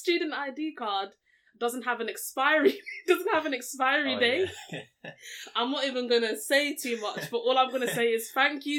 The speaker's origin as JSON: {"language": "English", "country": "Nigeria", "said": "we're Nigerian"}